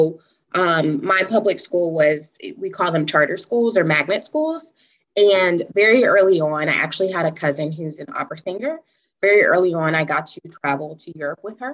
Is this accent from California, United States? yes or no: no; Atlanta, Georgia, United States; moved away as an adult; also born or lived in Syracuse, New York / New York City; now in San Diego, United States; So I'm originally from Atlanta, Georgia, south of the United States. And I grew up in a suburban town